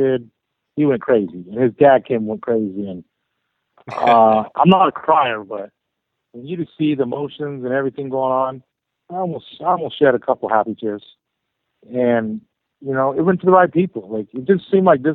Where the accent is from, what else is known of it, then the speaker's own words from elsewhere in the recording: Arizona, United States; now in Southern California, United States; I'm from Arizona